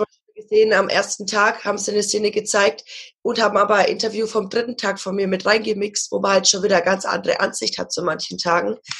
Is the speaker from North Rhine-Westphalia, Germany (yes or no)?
no; Ansbach area, Bavaria, Germany; Ich komme aus der Gegend von Ansbach